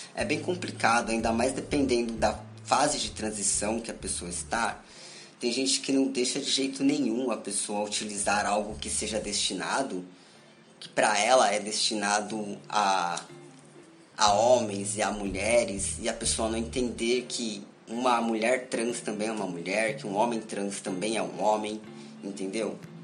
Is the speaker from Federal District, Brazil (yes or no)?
no; São Paulo, Brazil; sou de São Paulo, moro em São Paulo